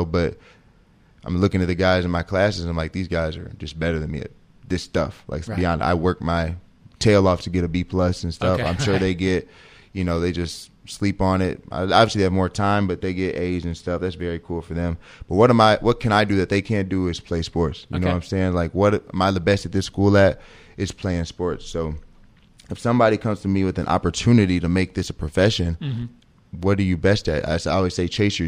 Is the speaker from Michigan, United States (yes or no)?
no; St. Louis, Missouri, United States; moved away; I'm from St. Louis.